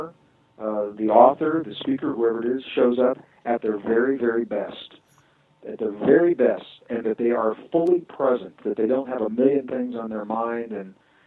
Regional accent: Midwest, United States; I was born and raised in the Midwest

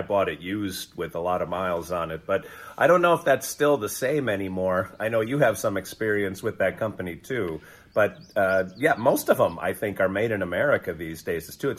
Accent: Wisconsin, United States; moved away; I'm from Wisconsin

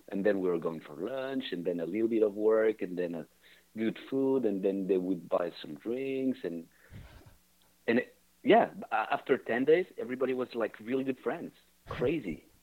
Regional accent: Geneva, Switzerland; Oh, Geneva.

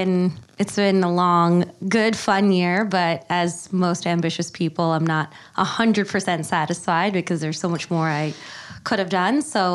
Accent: Staten Island, New York, United States; What is a brown girl doing on Staten Island? Yeah, so I think there's a lot of misconceptions about Staten Island. We are definitely the forgotten borough.

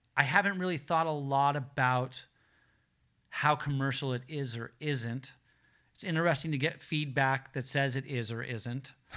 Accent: Los Angeles, California, United States; I grew up in the South Bay here in Los Angeles

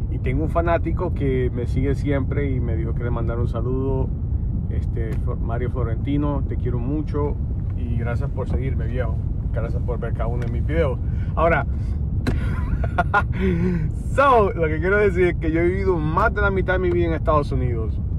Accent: Honduras; now in United States; suficientemente hondureño para criticar Honduras.

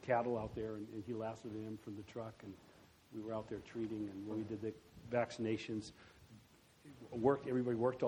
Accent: Germany; also born or lived in Iowa; I grew up then in Germany and stayed there, and then I went to law school there

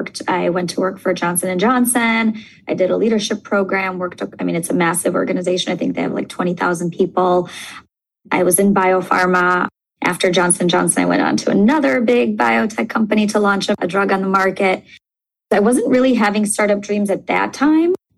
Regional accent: Moscow, Russia; moved away; I grew up in Moscow in Russia

